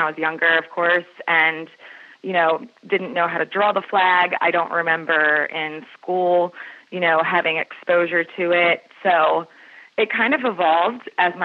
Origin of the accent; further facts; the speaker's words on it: Maryland, United States; also born or lived in Joppatowne, Maryland / Baltimore County, Maryland; So I grew up, I've always been a Marylander, and my family's actually been in Maryland since the late 1800s.